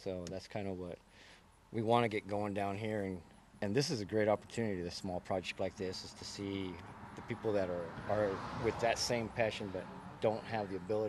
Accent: Indianapolis, Indiana, United States; Oh, well, you know, we came from Indianapolis, Indiana, which is a big city

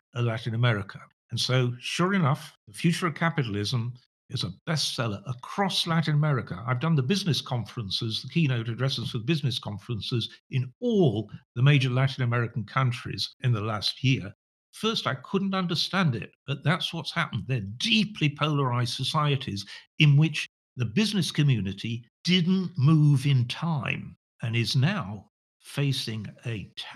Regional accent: Sheffield, Yorkshire and the Humber, United Kingdom; I was born in Sheffield, which is now the poorest city in the whole of England

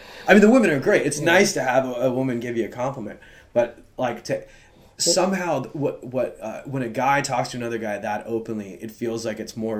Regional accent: Hollywood, California, United States; And it's known, like, we're from Hollywood.

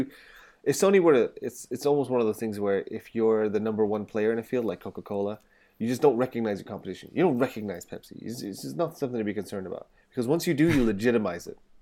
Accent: England, United Kingdom; moved away; I'm English

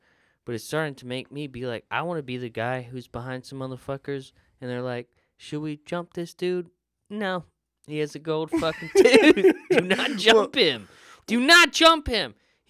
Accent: Florida, United States; like I grew up in Florida.

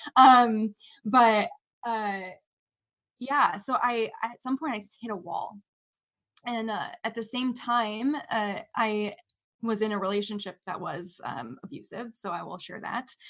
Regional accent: Bay Area, California, United States; I grew up in the Bay Area, California

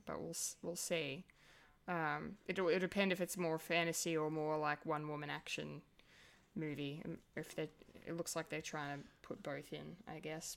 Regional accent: Australia; as an Australian

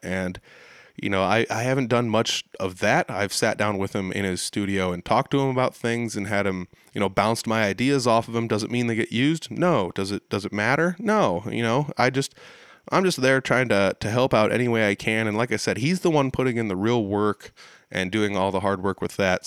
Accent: Humboldt, Iowa, United States; Humboldt, Iowa, not too long ago. That's the town where I hang my hat more often than not

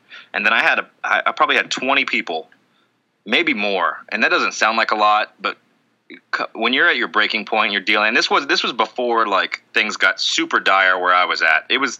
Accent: Tennessee, United States; I'm from Tennessee.

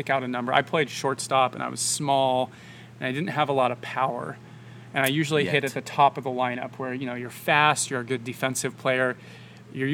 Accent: Seattle, Washington, United States; I grew up in Seattle

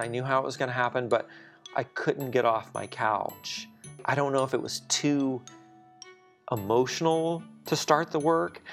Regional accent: southwestern Louisiana, United States; moved away as an adult; now in Dallas, United States; Louisiana, southwestern Louisiana, actually not far from Houston, between Lake Charles and Lafayette

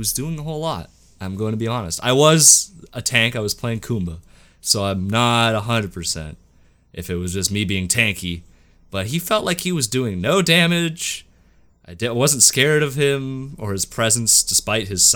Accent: Canada; I'm Canadian.

